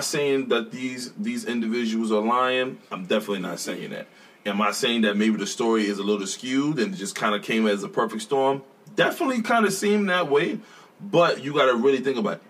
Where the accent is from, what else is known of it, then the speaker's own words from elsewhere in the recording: New York City, New York, United States; moved away; I'm from Brooklyn